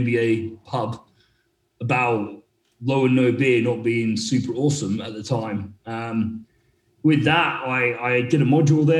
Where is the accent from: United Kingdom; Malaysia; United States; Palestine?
United Kingdom; Northeast Scotland; also born or lived in Sheffield; I grew up in Northeast Scotland